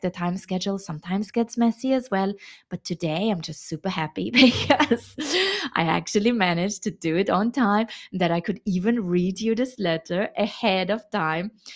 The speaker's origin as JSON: {"language": "English", "region": "Vienna", "country": "Austria", "tie": "born or raised there", "also_born_or_lived": "China", "moved": "as an adult", "said": "how my reintegration in my hometown Vienna is going after 13 years abroad in China"}